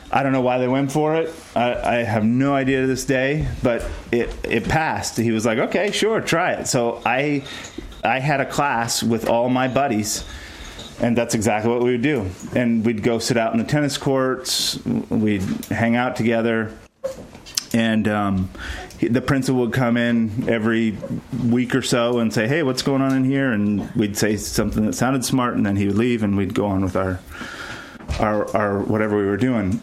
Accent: Ventura, California, United States; also born or lived in Ohio / Texas; I grew up in Ventura, California, mostly

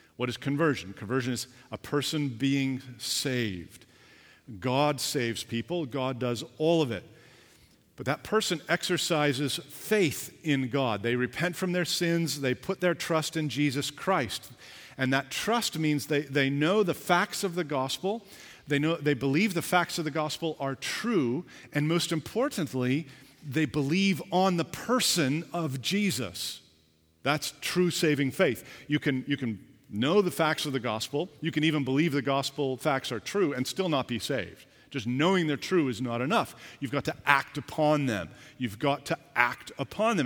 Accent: Canada; I was born here, I'm a Canadian

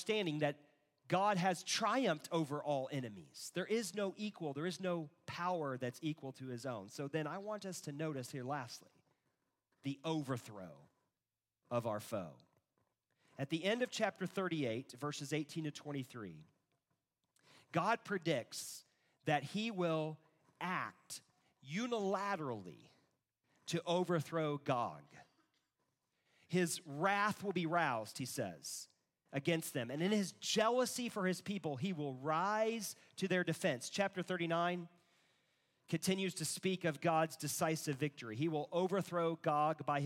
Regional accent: United States; I'm an American, not because I'm a Christian

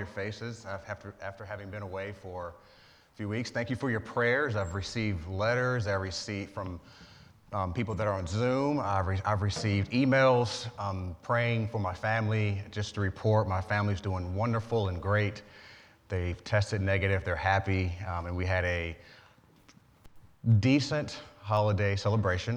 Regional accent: Georgia, United States; moved away; I'm from Georgia

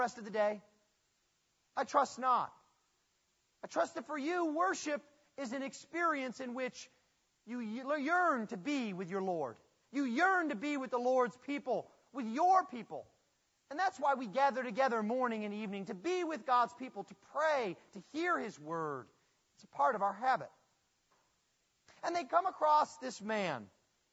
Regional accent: Buffalo, New York, United States; moved away; I'm from Buffalo

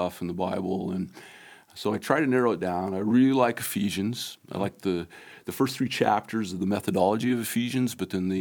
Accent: Arizona, United States; moved away; we're from Arizona

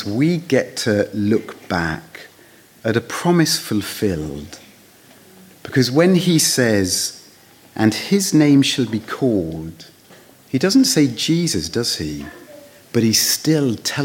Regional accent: United Kingdom; moved away

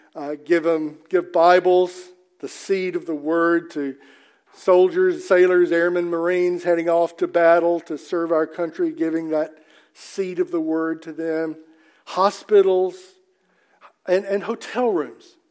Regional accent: Mississippi, United States; I'm from Mississippi

